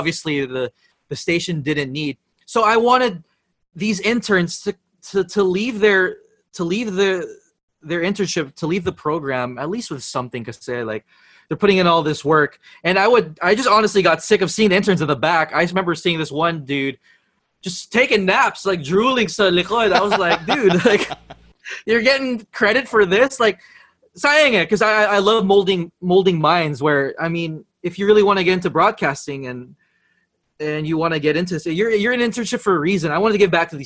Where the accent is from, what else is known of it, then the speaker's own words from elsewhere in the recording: San Francisco, California, United States; moved away as an adult; also born or lived in Los Angeles; now in Philippines; born and raised in San Francisco, but I did move to LA for middle school and high school already